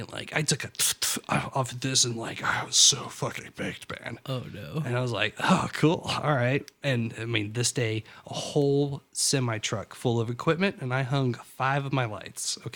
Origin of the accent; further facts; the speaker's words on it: East Coast, United States; I always like the diesels. I'm from East Coast